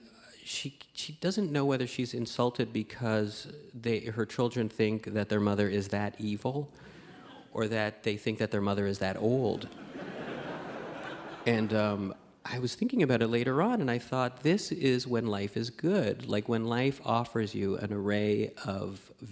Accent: Montreal, Quebec, Canada; I'm from Montreal

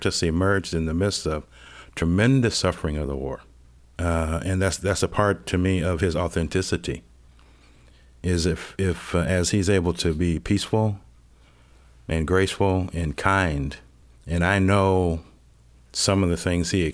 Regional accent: Cleveland, Ohio, United States; moved away; I grew up in Cleveland, Ohio

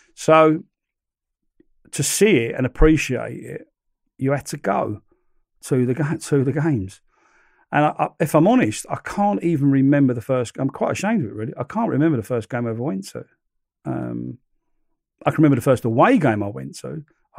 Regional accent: London, United Kingdom; accent: Cockney; It was almost as if they knew I was a Cockney, you know. I was from London.

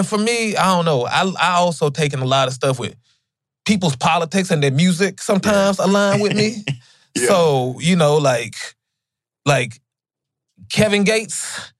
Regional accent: Gambia; even growing up in Gambia, West Africa, I remember from, I didn't even realize how poor we were, you know?

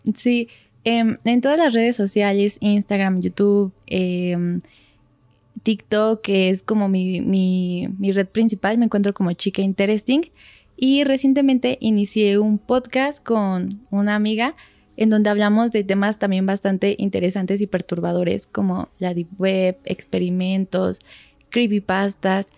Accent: Toluca, State of Mexico, Mexico; yo soy de Toluca, está como 40 minutos de aquí

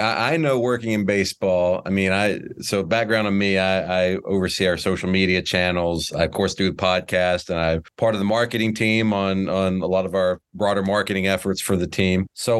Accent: Virginia, United States; moved away as an adult; now in Atlanta, United States; I grew up in Virginia in the mountains, like in the middle of nowhere, and then always been a Braves fan. So moved to Atlanta a few years ago.

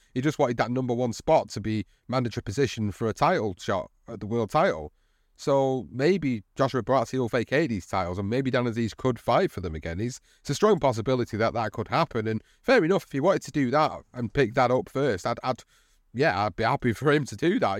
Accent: United Kingdom; As a British fight fan

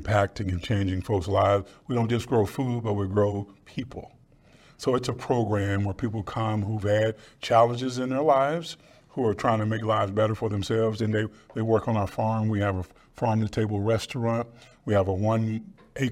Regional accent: Dallas, Texas, United States; I grew up in South Dallas. I'm a resident of South Dallas

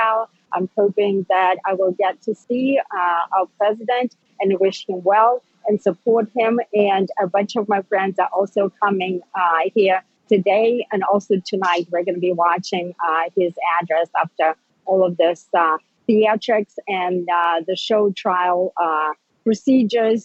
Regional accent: Russia; now in United States; I am an immigrant from Soviet Russia, right? I grew up with totalitarianism

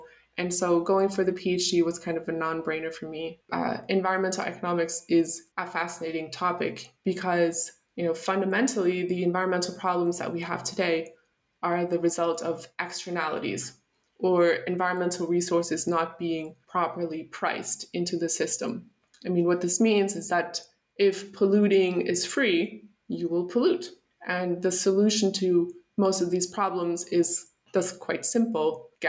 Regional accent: United States; born there; I'll start with the fact that I was born in the United States to German parents. So I have dual citizenship.

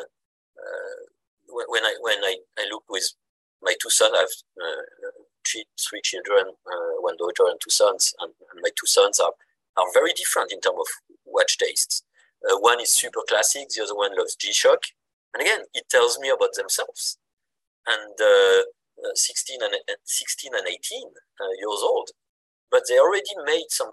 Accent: Mulhouse, Grand Est, France; accent: French; English is a second language; moved away as an adult; also born or lived in Irvine, California; now in Tokyo, Japan; I'm from Mulhouse

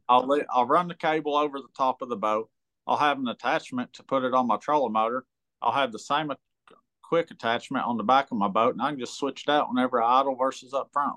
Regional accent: United States; I grew up on big water. I grew up on Kentucky Lake and I get some big waves there.

